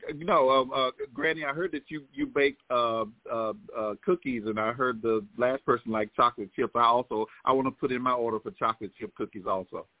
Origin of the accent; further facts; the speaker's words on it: Clinton, South Carolina, United States; also born or lived in Winston-Salem, North Carolina; I was born in Clinton, South Carolina